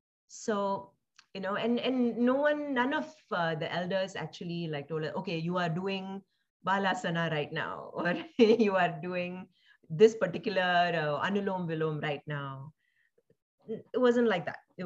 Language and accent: English; Singapore; also born or lived in India / Palakkad, Kerala, India; so I was also born in India, and I grew up in Singapore.